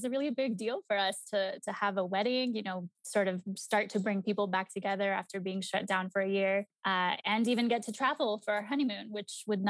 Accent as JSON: {"language": "English", "country": "Mexico", "said": "still in Mexico. So like my grandparents, my tios, my tias, many of my cousins are still back in my home country."}